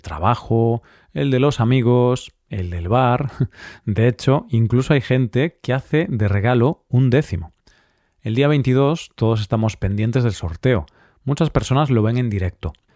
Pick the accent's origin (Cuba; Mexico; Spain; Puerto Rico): Spain; si estás en mi país, porque en España